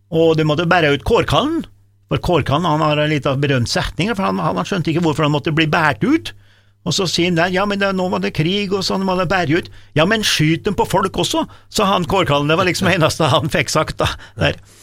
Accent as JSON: {"language": "Norwegian", "town": "Dombås", "region": "Innlandet", "country": "Norway", "said": "jeg kommer fra Domås"}